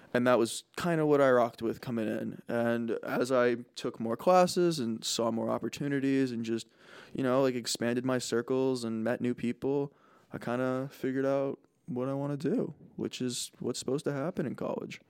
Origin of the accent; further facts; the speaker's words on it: New Jersey, United States; also born or lived in Boston; I'm a Bostonian who grew up in Jersey